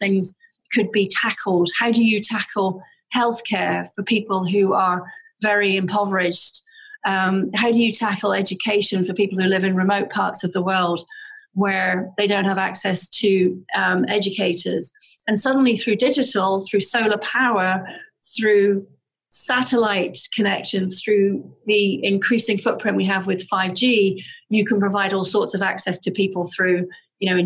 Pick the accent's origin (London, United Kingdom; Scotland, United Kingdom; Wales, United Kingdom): Scotland, United Kingdom; Aberdeen; now in Seattle, United States; I grew up in Aberdeen in the north of Scotland